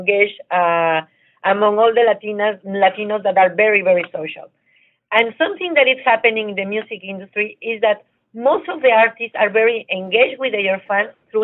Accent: Mexico; also born or lived in New York / Miami; now in United States; I'm from Mexico. I live in New York and in Miami.

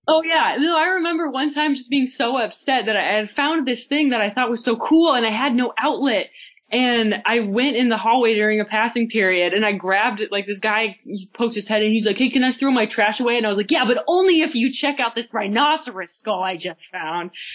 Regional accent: United States; moved away; also born or lived in South Dakota / Montana; a rather sheltered naive kid growing up in South Dakota and Montana

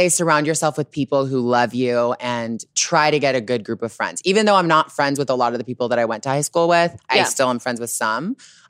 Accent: Toronto, Ontario, Canada

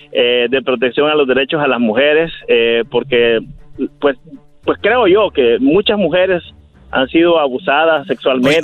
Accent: El Salvador; moved away; yo soy de El Salvador, y eh, pues yo allá era investigador de la policía

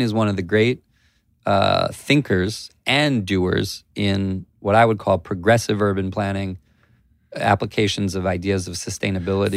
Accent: Columbia, Maryland, United States; Grew up, um, in Columbia, Maryland

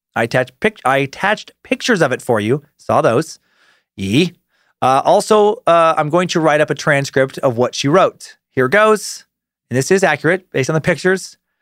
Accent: Idaho, United States; an area of Idaho near where I grew up

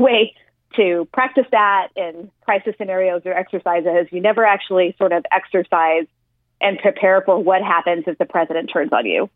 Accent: El Paso, Texas, United States; moved away; my hometown of El Paso

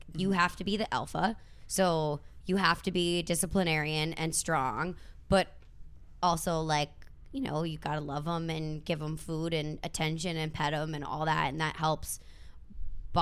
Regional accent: Minnesota, United States; moved away; I'm from Minnesota

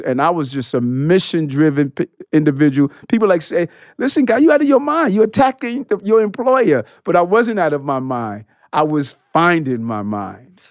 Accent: New York City, New York, United States; also born or lived in Brooklyn, New York; I grew up in, uh, between Brooklyn and Queens. I lived in Brooklyn until I was seven years old

